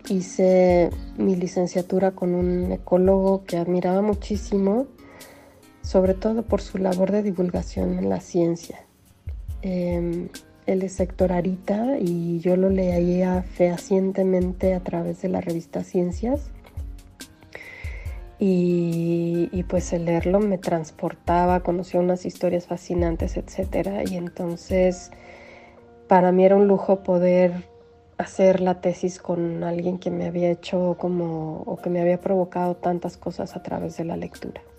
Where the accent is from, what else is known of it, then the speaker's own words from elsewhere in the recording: Mexico City, Mexico; now in Morelia, Mexico; crecí en la Ciudad de México